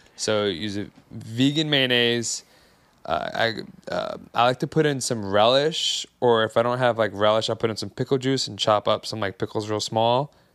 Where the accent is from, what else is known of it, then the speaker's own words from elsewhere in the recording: Long Island, New York, United States; I'm from Long Island